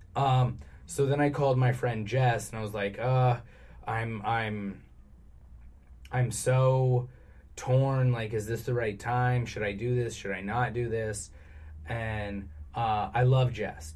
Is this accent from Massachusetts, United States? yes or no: no; Arizona, United States; now in California, United States; growing up in Arizona